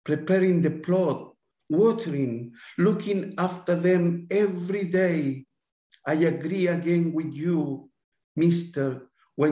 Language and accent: English; Santiago, Santiago Metropolitan Region, Chile; English is a second language; moved away as an adult; now in Adelaide, Australia; I was born in the Barros Luco Hospital.